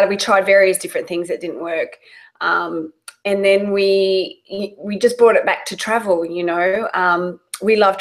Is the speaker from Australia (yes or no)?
yes; Australia; moved away as an adult; also born or lived in London; now in United States; I'm Australian